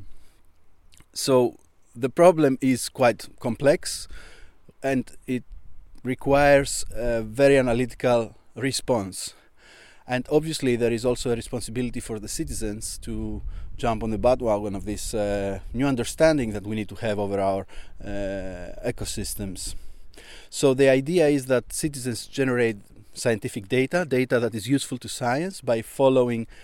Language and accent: English; Alexandroupoli, Eastern Macedonia and Thrace, Greece; here in my hometown in Alexandroupoli, which is right next to my village